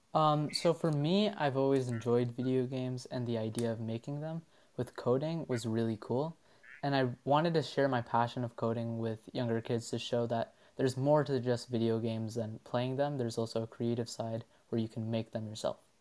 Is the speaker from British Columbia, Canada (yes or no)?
no; Ottawa, Ontario, Canada; from Ottawa, Ontario